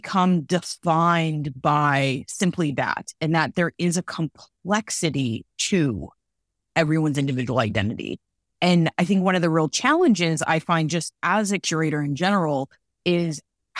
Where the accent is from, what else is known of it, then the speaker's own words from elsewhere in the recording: Los Angeles, California, United States; being born and raised in Los Angeles. I think so much about what it meant to come out of a multicultural neighborhood